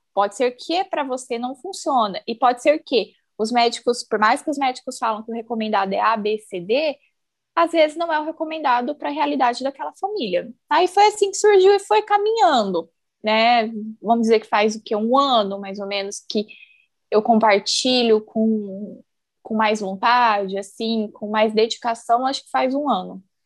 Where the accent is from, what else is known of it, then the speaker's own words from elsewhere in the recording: Campo Grande, Mato Grosso do Sul, Brazil; moved away as an adult; also born or lived in Cascavel; now in Umuarama, Brazil; Eu sou de Campo Grande, né? Nasci, criei aí, e há oito anos eu me mudei para o interior do Paraná. Eu moro atualmente em Umuarama